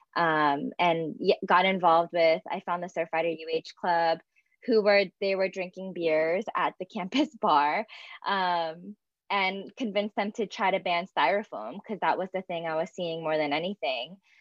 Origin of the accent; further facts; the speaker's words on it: Philadelphia, Pennsylvania, United States; I'm actually from Pennsylvania and I'm born and raised um, in kind of the greater Philadelphia area.